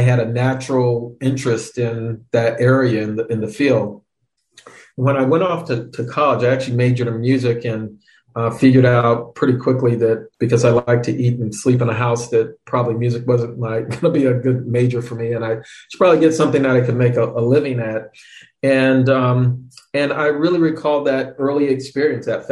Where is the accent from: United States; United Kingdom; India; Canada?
United States; Florida; I grew up in Florida. My dad was in the military